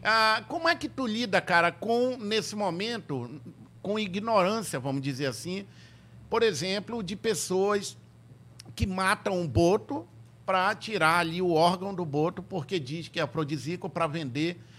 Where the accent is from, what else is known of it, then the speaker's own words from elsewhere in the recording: Tefé, Amazonas, Brazil; Quando eu era criança, lá em Tefé